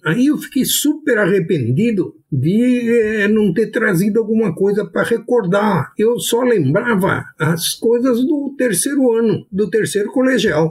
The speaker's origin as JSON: {"language": "Portuguese", "region": "São Paulo", "country": "Brazil", "tie": "born or raised there", "said": "Eu estudei em São Paulo, sou nascido em São Paulo"}